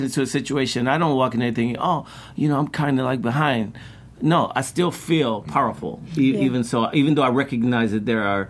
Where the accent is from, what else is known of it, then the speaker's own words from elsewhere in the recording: Chicago, Illinois, United States; growing up in Chicago.